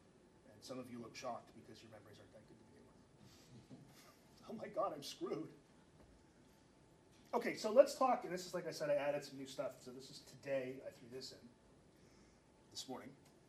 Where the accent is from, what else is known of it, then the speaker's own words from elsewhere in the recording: Spain; Because I've made paella a lot, because I'm from Spain.